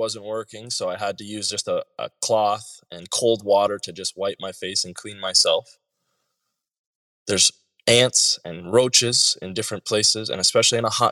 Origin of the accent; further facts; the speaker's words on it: Canada; I'm coming from Canada, where I grew up privileged